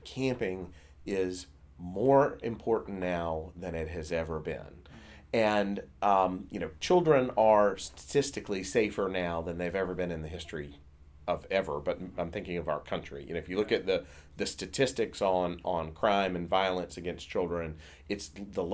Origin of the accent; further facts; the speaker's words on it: South Carolina, United States; when I was a kid, I grew up in South Carolina.